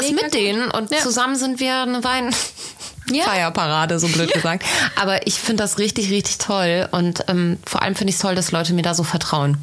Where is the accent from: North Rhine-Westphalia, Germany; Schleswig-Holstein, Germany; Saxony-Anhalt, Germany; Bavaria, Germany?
North Rhine-Westphalia, Germany; Bergisch Gladbach; Ich komme auch aus Bergisch Gladbach